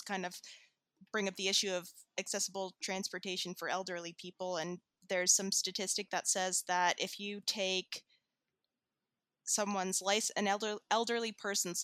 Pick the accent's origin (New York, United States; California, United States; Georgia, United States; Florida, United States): Florida, United States; we're from Florida